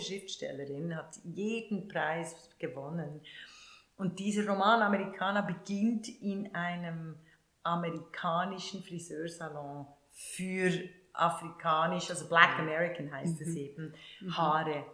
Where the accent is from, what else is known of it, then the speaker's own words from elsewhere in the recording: Switzerland; wenn du in den 60er Jahren groß geworden bist, in der Schweiz, in diesem unendlich reichen Land, aber äh, sehr arm aufgewachsen